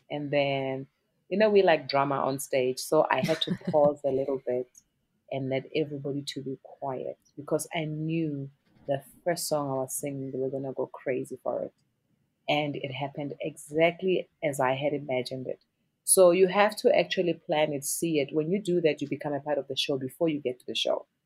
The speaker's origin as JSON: {"language": "English", "country": "South Africa", "said": "It's confidence in who you are as a South African artist. The power, our sound, not even our music, our mm-hmm. sound, our colors of the clothing, the food we eat, our language, you know."}